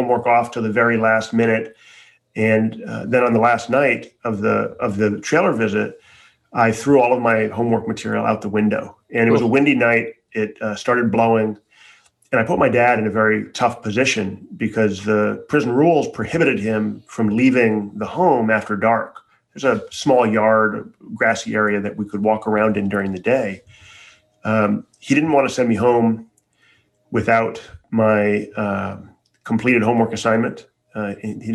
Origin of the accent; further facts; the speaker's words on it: Chicago, Illinois, United States; I grew up in Chicago for the most part.